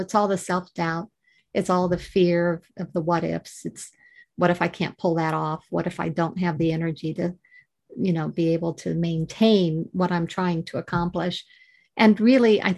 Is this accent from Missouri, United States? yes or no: yes; Missouri, United States; moved away as an adult; also born or lived in Georgia, United States; now in United Kingdom; I originate from Missouri